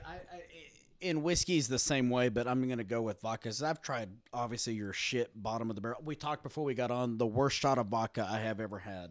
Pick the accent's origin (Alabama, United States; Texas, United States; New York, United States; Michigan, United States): Texas, United States; I'm from Texas.